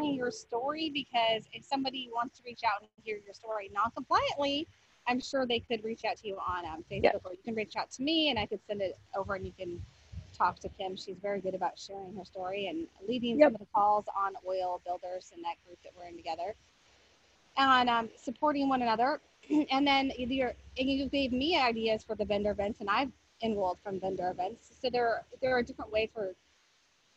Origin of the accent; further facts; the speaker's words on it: Colorado, United States; moved away; I was from Colorado